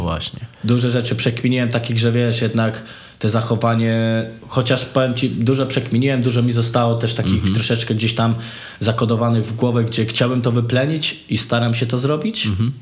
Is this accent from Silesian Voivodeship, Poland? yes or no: yes; Żory, Silesian Voivodeship, Poland; moved away as an adult; now in Kraków, Poland; ja pochodzę z bardzo starej, chujowej dzielni na mm -hmm. żorach